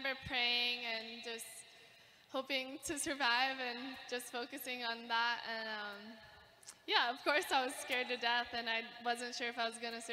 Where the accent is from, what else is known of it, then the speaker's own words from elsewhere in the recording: Kauai, Hawaii, United States; growing up in Hawaii is incredible